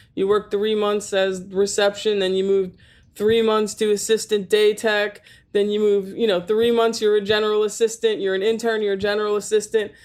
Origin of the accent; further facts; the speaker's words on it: New York, United States; I'm born and raised in New York